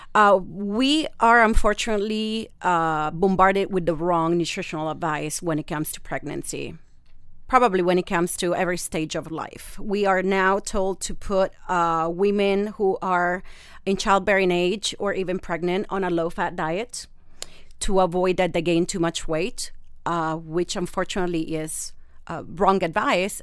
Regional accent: Rome, Lazio, Italy; English is a second language; moved away as an adult; now in San Diego, United States; I have a little bit of an accent. I'm from Rome, Italy, born and raised.

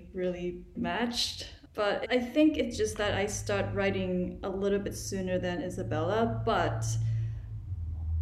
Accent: Thailand; now in United States; growing up in Thailand before moving to America

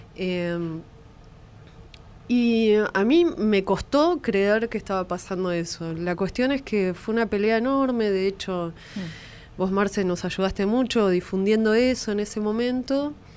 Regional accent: La Plata, Buenos Aires Province, Argentina; Somos de La Plata, sí. Del Hospital de Niños eh, Ludovica de La Plata. Y la verdad es que es un lugar de referencia médico para mí y para mi familia, y ahí se atendieron mis hermanos, me atendí yo

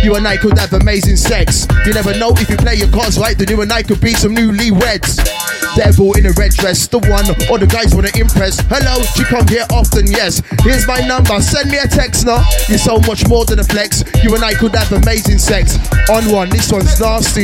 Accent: Birmingham, West Midlands, United Kingdom; I'm from Birmingham City, the city of God.

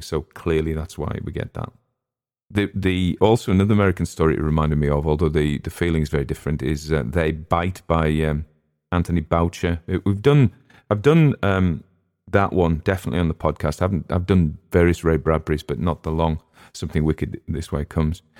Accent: England, United Kingdom

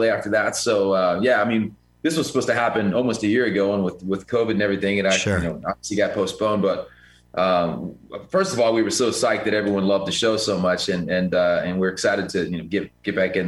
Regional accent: Cincinnati, Ohio, United States; I'm from Cincinnati. It's the city of the flying pig.

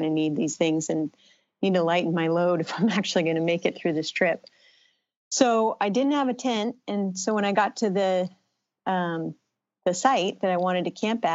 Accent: the Bay Area, California, United States; I grew up in California in the Bay Area

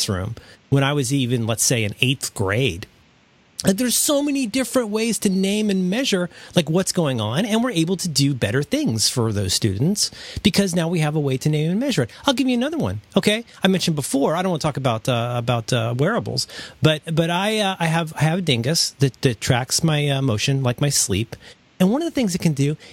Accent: Florida, United States; I spent a lot of time growing up in Florida

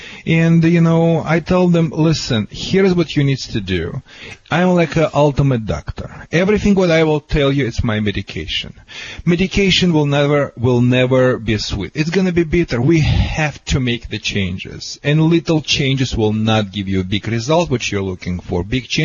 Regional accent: California, United States; accent: California; I hope you understand my accent too. It's a California accent.

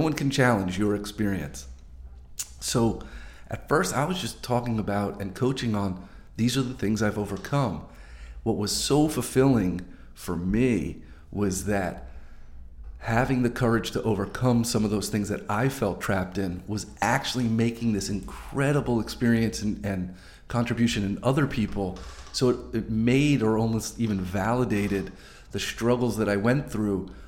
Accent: New Jersey, United States; also born or lived in Montana; I was born and raised in New Jersey.

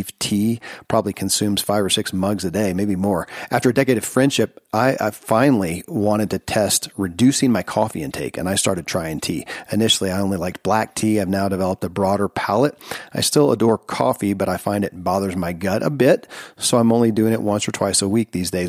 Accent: Kentucky, United States; born or raised there

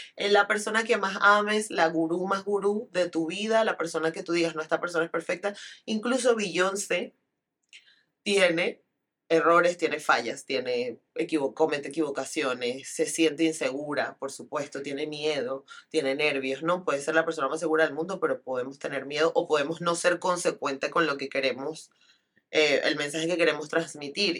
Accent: Venezuela; viniendo de una sociedad como la venezolana y como la latinoamericana

